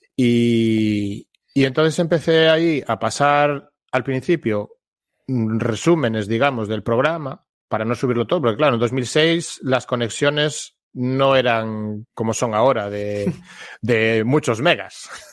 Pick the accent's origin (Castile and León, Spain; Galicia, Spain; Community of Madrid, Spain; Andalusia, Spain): Galicia, Spain; yo soy de aquí de toda la vida, aunque estuve unos años viviendo fuera